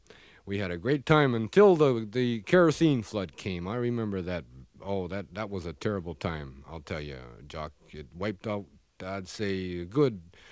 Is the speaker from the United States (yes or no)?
no; Prince Rupert, British Columbia, Canada; born there; I was born up there in Prince Rupert. It's a logging community.